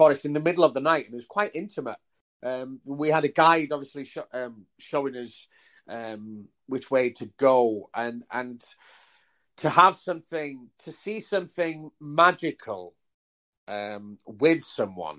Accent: Wales, United Kingdom; growing up in Wales, before mobile phones

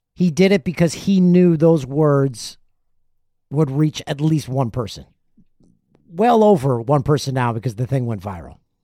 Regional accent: Peterborough, Ontario, Canada; my hometown of Peterborough, Ontario

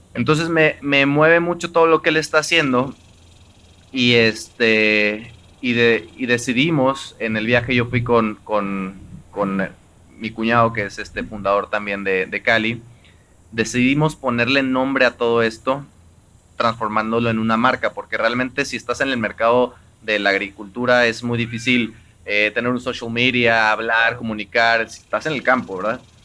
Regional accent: Xalapa, Veracruz, Mexico; yo soy de Jalapa, Veracruz

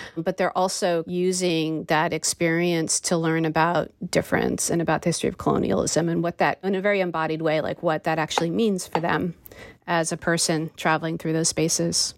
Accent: United States; my experience of being an American

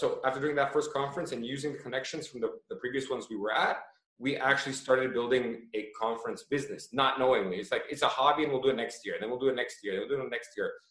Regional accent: Toronto, Ontario, Canada; now in Croatia; I was born in Toronto and moved to Croatia

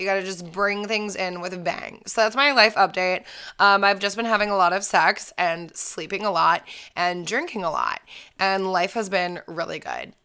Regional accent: Falls Church, Virginia, United States; I grew up outside of Washington, D C, in a small little town called Falls Church

